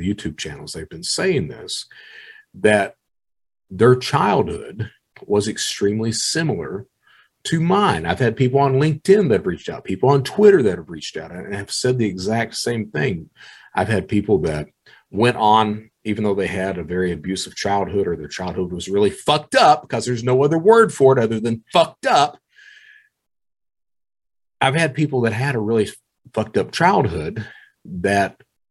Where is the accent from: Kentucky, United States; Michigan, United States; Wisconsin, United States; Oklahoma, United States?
Kentucky, United States; Eastern; I was proud to be born in Eastern Kentucky, that I was an Eastern Kentuckian